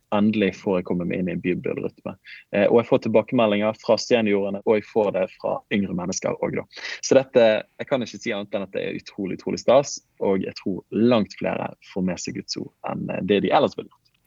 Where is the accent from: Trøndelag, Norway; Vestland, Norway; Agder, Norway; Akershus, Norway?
Vestland, Norway; Bergen; accent: Bergen dialect (bergensk); jeg snakker bergensk